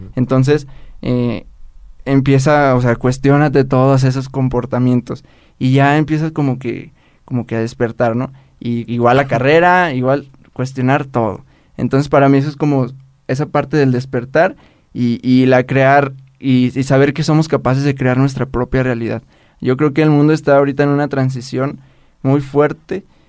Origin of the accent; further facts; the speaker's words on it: Mexico; soy mexicano, así en México, amo México